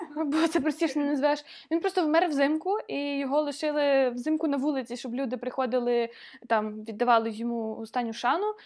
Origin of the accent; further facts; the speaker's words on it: Ukraine; я з України.